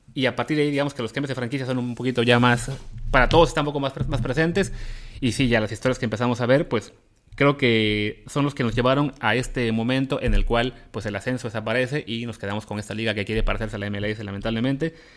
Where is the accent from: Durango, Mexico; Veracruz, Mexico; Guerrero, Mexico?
Veracruz, Mexico; yo nací en Veracruz